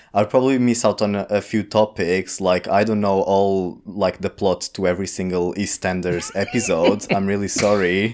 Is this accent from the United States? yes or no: no; Portugal; English is a second language; now in London, United Kingdom; I am Portuguese from Portugal.